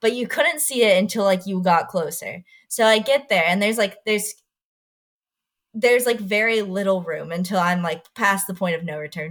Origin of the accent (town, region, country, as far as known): Texas, United States; born or raised there